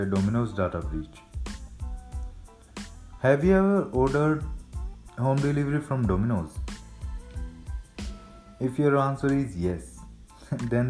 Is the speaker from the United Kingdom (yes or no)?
no; Rohtak, Haryana, India; also born or lived in Punjab; from Rohtak, Haryana